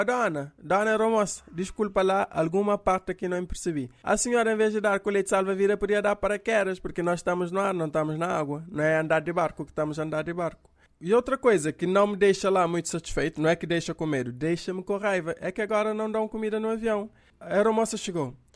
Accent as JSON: {"language": "Portuguese", "country": "Cape Verde", "said": "Sou eu aqui de Cabo Verde"}